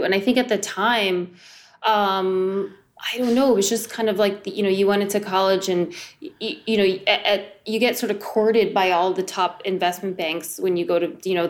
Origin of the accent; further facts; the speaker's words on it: New Jersey, United States; I grew up mostly in New Jersey.